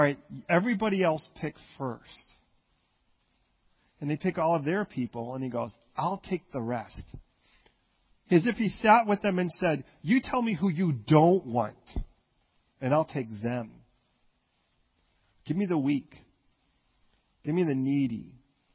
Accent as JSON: {"language": "English", "town": "Chicago", "region": "Illinois", "country": "United States", "tie": "born or raised there", "also_born_or_lived": "California", "moved": "yes", "said": "I grew up initially in Chicago before I moved to California."}